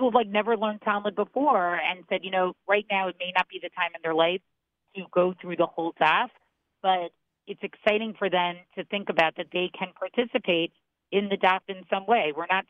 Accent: Boston, Massachusetts, United States; I grew up in Boston, was educated at Maimonides

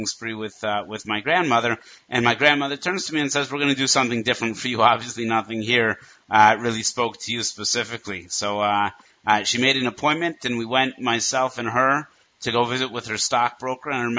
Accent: Denver, Colorado, United States; growing up in Denver, Colorado

